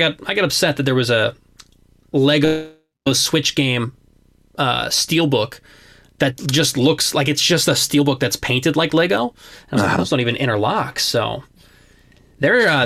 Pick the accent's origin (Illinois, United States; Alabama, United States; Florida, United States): Illinois, United States; Chicago; moved away as an adult; now in Denver, United States; I'm from Chicago